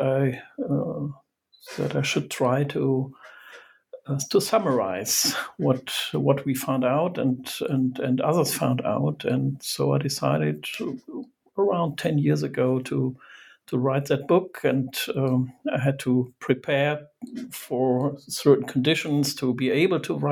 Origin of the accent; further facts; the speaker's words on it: Germany; I'm from Germany